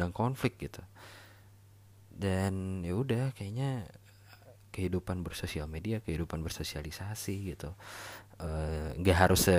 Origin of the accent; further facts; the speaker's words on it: Bandung, West Java, Indonesia; gue lahir dan besar di Bandung jadi ibaratnya gue baru balik lagi nih ke Bandung